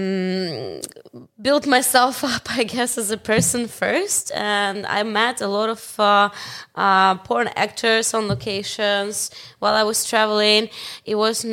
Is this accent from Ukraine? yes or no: yes; Ukraine; Ukrainian, I know because I live in Ukraine. I grew up in Ukraine.